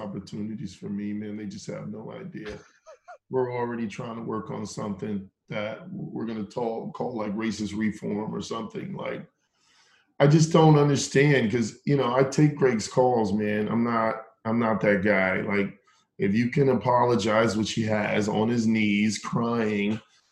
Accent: Round Rock, Texas, United States; also born or lived in Acton, Massachusetts; I grew up in Texas. I went to high school in Texas. A little bit of middle school, but mainly high school

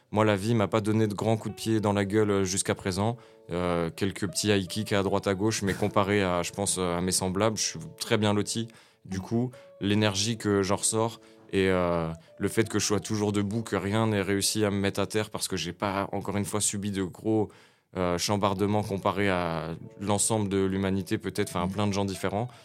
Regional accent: Nancy, Grand Est, France; Je suis né à Nancy en 1994. J'ai grandi à Nancy, Malzéville, Champignol, Nancy

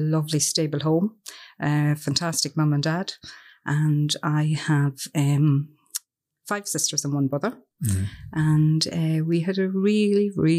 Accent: Cavan, Ulster, Ireland; Okay. Well, as I said … And I'm from Cavan. And I'm delighted to be down here with you.

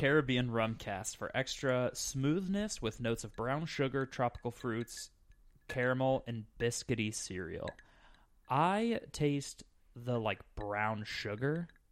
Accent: Scottsdale, Arizona, United States; moved away as an adult; also born or lived in Phoenix, Arizona; now in Midwest, United States; I'm from Phoenix, Arizona, well, Scottsdale, before I moved out here to the, the Great Midwest

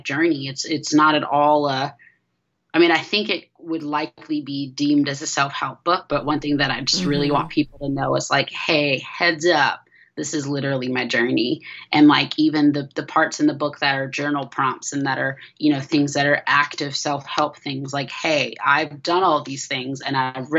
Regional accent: Georgia, United States; also born or lived in California; I grew up in Georgia

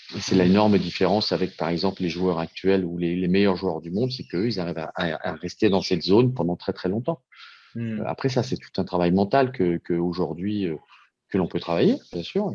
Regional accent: France; chez nous en France

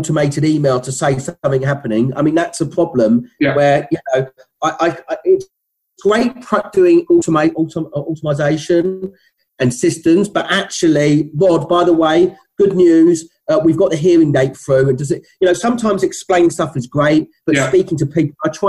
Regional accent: London, United Kingdom; accent: Cockney; still maintaining my Cockney accent

